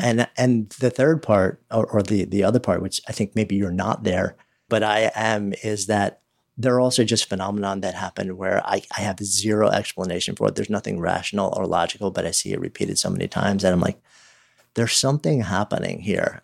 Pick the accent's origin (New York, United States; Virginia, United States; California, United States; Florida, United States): New York, United States; around New York City, United States; I was raised around New York City, you know, like, just outside New York City, spent, you know, thirty years in the city